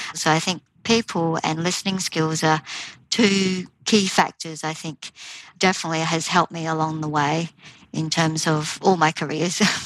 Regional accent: Australia; moved away as an adult; also born or lived in Taiwan; now in United Kingdom; with a Taiwanese heritage and growing up in Australia

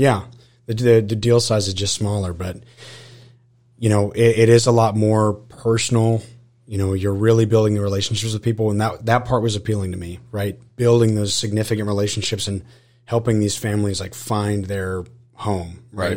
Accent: Austin, Texas, United States; now in College Station, United States; I was actually born and raised in Austin, Texas

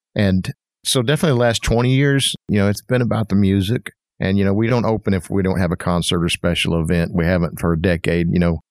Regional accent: Fort Smith, Arkansas, United States; moved away as an adult; also born or lived in Pensacola, Florida; now in Fayetteville, United States; I grew up in Fort Smith, and I came to Fayetteville

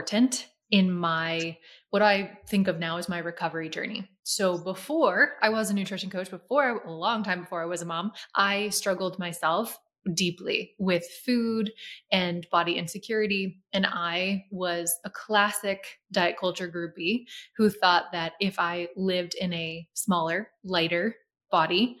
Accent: Lancaster, Pennsylvania, United States; moved away as an adult; now in Florida, United States; my hometown, Lancaster, Pennsylvania

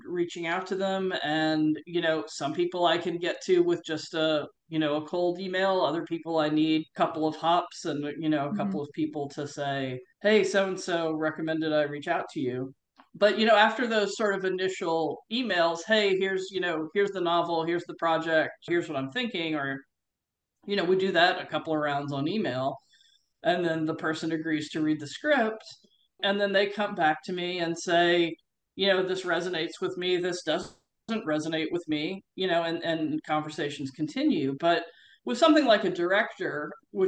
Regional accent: United States; being an American who knows Australia and has worked in Australia

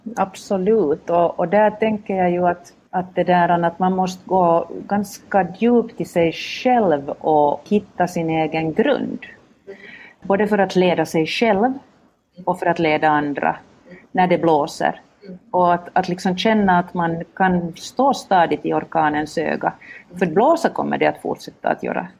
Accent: Vaasa, Ostrobothnia, Finland; accent: Finland Swedish; moved away as an adult; now in Helsinki, Finland; jag är själv född och uppvuxen i Vasa som ligger ganska rakt mittemot Umeå

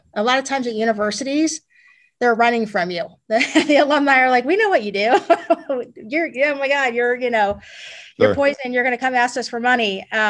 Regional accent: Los Angeles, California, United States; also born or lived in Chicago; I grew up in Los Angeles, but I didn't get into surfing until my husband and I moved back to California from Chicago in 2006.

